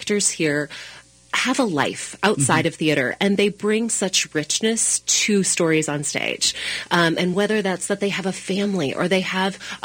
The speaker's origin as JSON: {"language": "English", "town": "Sisseton", "region": "South Dakota", "country": "United States", "tie": "born or raised there", "moved": "yes", "lives_now": "Minneapolis, United States", "said": "I grew up in Sisseton, South Dakota, which is a small town in northeast South Dakota"}